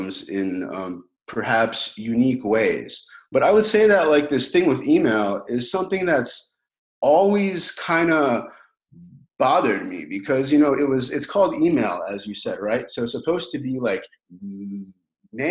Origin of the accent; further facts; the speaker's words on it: Baltimore, Maryland, United States; moved away as an adult; also born or lived in Kyiv, Ukraine / Chicago, United States; I moved to the United States in 1990 with my family and moved to Baltimore and lived there until I was like, you know, 18